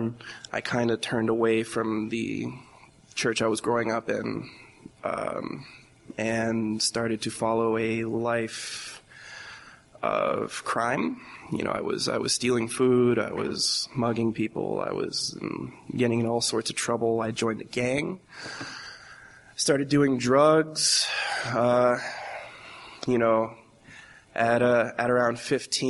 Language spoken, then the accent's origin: English; Fajardo, Puerto Rico; I was born in Fajardo, Puerto Rico, in 1993, 24 years old.